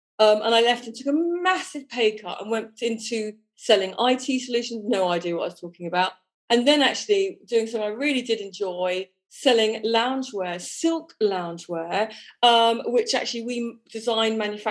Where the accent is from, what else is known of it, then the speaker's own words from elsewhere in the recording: Broadstairs, South East England, United Kingdom; moved away as an adult; also born or lived in London; now in France; I come from Broadstairs in Kent. I lived in London when I was 20 onwards for 20 years, and then 15 years ago moved here